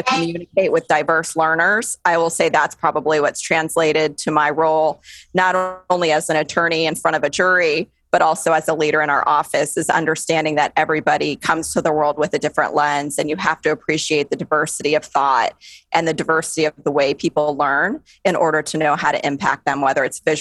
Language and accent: English; Las Vegas, Nevada, United States; moved away as an adult; also born or lived in Notre Dame, Indiana / Houston, Texas; I was born and raised in Las Vegas